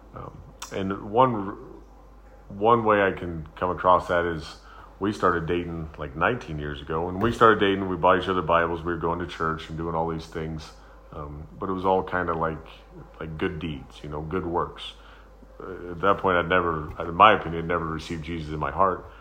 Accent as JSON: {"language": "English", "country": "United States", "said": "I'm a Christian. I'm an American."}